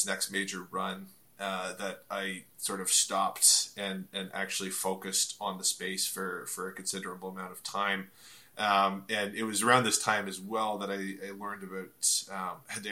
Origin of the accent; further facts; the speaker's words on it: Ontario, Canada; I'm from Ontario, Canada